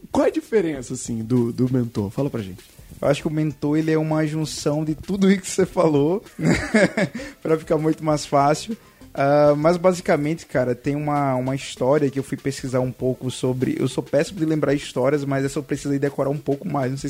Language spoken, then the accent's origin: Portuguese; Pernambuco, Brazil; Eu sou pernambucano, nasci, nasci em Pernambuco, e aí conheci Clara, né, em Natal.